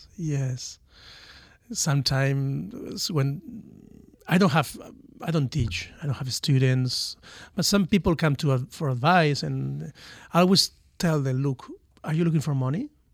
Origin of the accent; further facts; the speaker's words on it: Valencia, Valencian Community, Spain; English is a second language; moved away as an adult; also born or lived in Miami, United States; I'm from Valencia, from the Mediterranean